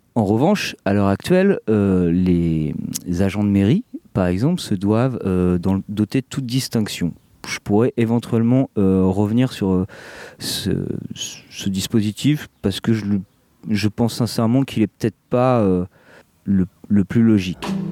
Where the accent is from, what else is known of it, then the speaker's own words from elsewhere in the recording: France; chez nous en France